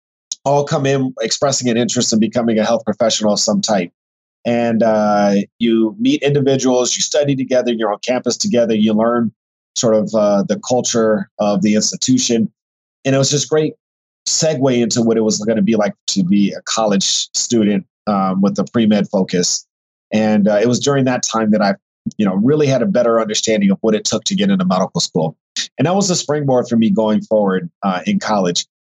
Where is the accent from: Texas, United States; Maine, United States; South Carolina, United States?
Texas, United States; also born or lived in other parts of the US; So I'm originally from Texas, and I consider Texas home, even though I grew up as an Army brat. And I lived in other parts of the country.